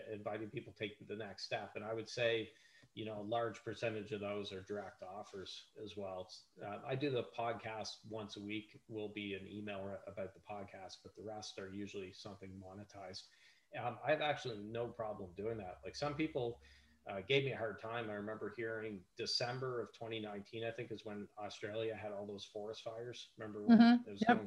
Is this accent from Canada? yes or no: yes; Canada; I'm Canadian